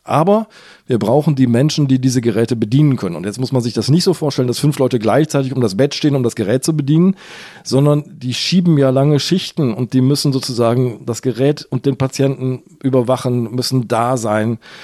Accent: Hamburg, Germany; ich bin ja Hamburger

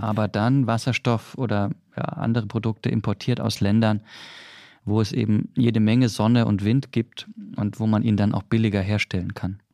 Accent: Swabia, Baden-Württemberg, Germany; ich als Schwabe

